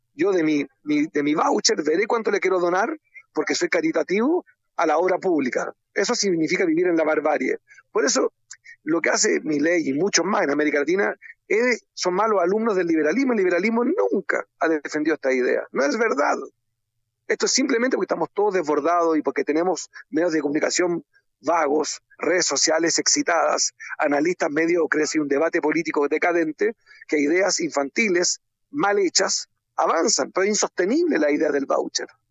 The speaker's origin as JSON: {"language": "Spanish", "country": "Chile"}